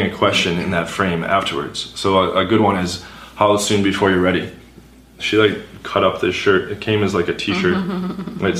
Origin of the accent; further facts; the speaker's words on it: New York, United States; I'm from New York